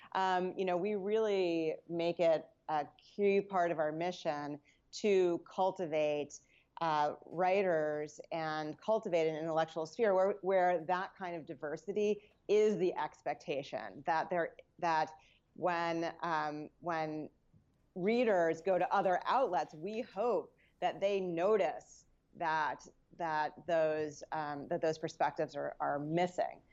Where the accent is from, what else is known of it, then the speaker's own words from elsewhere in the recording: New York, United States; also born or lived in New Jersey / Westchester; I grew up around New York. Uh, I was born in New Jersey, and, uh, I went to school in the Bronx